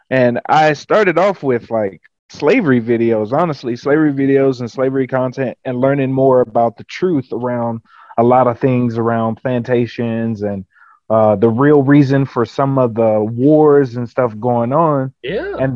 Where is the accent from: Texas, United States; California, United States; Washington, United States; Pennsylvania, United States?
Texas, United States; Houston; moved away; I'm originally from Texas